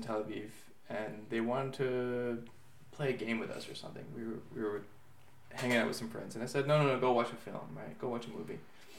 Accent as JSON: {"language": "English", "town": "Miami", "region": "Florida", "country": "United States", "tie": "born or raised there", "moved": "yes", "lives_now": "Israel", "said": "you and I also grew up in Miami. We come from an open society. We live here. It's also completely open."}